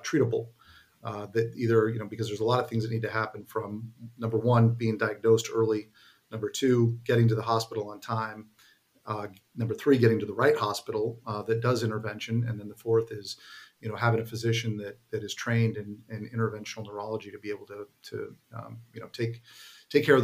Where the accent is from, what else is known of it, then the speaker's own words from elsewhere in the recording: San Jose, California, United States; also born or lived in Santa Clara, California; now in Danville, United States; I grew up in the San Jose area